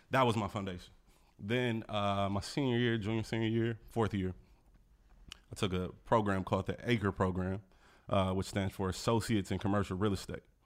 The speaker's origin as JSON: {"language": "English", "town": "Milwaukee", "region": "Wisconsin", "country": "United States", "tie": "born or raised there", "also_born_or_lived": "Los Angeles, California", "moved": "as an adult", "lives_now": "Washington, D.C., United States", "said": "I grew up in Milwaukee."}